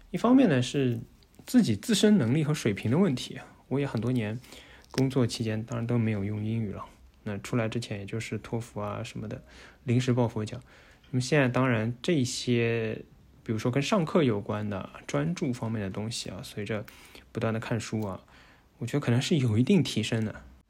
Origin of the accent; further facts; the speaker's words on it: China; moved away as an adult; now in Netherlands; 我们中国人可能自己对自己要求比较高